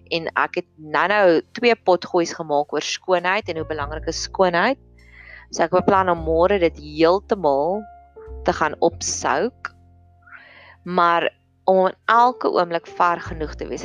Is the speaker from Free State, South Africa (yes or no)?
yes; Free State, South Africa; in my skool waar ek groot geword het in die Vrystaat